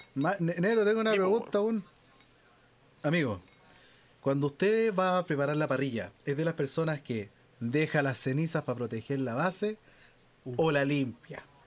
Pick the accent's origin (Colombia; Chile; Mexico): Chile; accent: Chilean Spanish